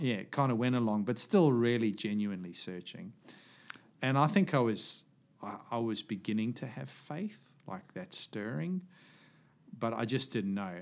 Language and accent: English; Johannesburg, Gauteng, South Africa; moved away; also born or lived in small coastal place; we moved away from Johannesburg